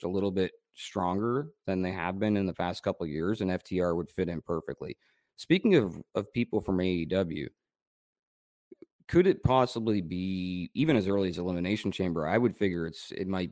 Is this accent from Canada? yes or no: yes; Canada; I'm so Canadian